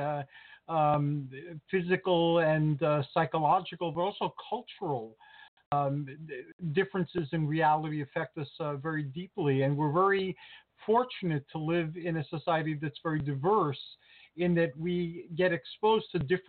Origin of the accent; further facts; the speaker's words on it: United States; also born or lived in Tenafly, New Jersey; I was born here in America, and I grew up in a Greek-American culture